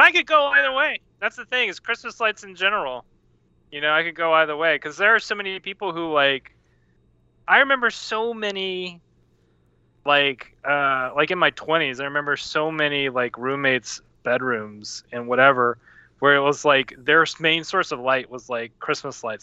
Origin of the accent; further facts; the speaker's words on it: Louisiana, United States; I'm from Louisiana